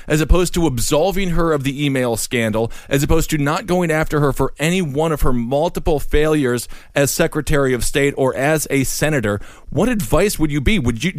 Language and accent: English; Wisconsin, United States; and I'm from Wisconsin.